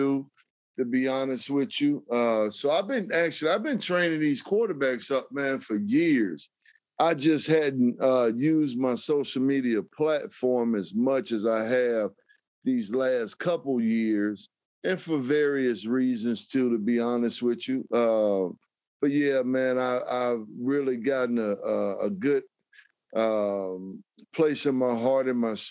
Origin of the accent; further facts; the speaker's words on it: Atlanta, Georgia, United States; also born or lived in Chicago, Illinois; I was born in Chicago, and we moved to Atlanta when I was like 4 years old.